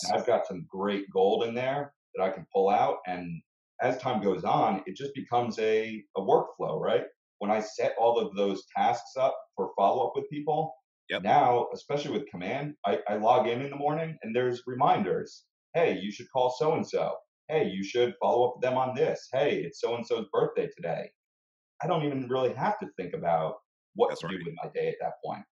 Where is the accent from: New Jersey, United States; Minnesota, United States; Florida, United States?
New Jersey, United States; Bergen County; also born or lived in Montclair, New Jersey; now in Glen Ridge, United States; I, I grew up in Bergen County